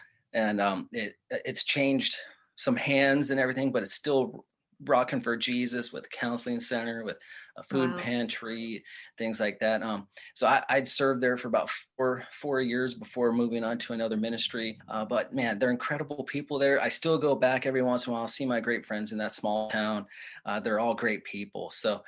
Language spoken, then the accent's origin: English; Oregon, United States; I was born and raised in Oregon in a Christian church.